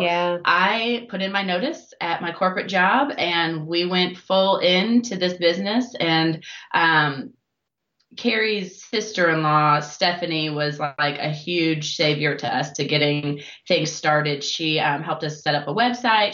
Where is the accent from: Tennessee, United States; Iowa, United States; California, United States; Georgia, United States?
Iowa, United States; moved away as an adult; now in Louisville, United States; originally I am from Iowa